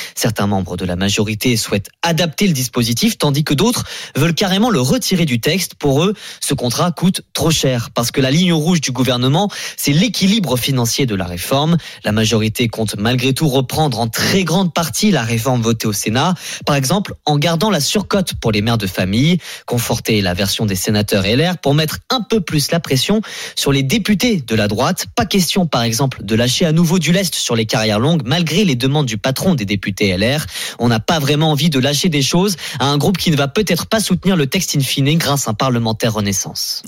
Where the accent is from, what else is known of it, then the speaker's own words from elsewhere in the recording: France; moved away as an adult; now in Arizona, United States; quand on est français